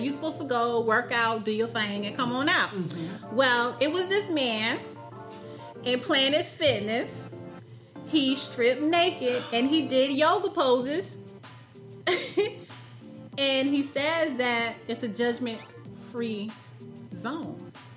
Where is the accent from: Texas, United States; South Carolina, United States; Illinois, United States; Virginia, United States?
South Carolina, United States; now in Raleigh, United States; I'm from South Carolina